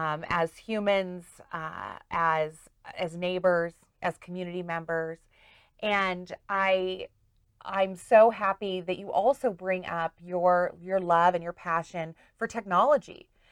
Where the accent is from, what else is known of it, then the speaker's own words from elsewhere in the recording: Kansas, United States; moved away; I moved here 25 years ago from Kansas.